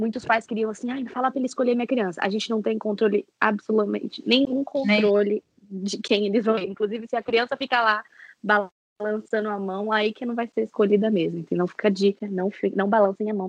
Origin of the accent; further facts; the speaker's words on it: São Paulo, Brazil; eu sou de São Paulo